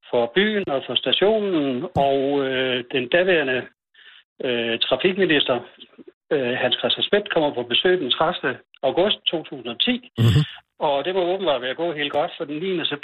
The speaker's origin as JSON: {"language": "Danish", "town": "Odense", "region": "Southern Denmark", "country": "Denmark", "moved": "yes", "lives_now": "Langeskov, Denmark", "said": "jeg er sådan set fra Odense, men, men øh, gennem et halvt århundrede her."}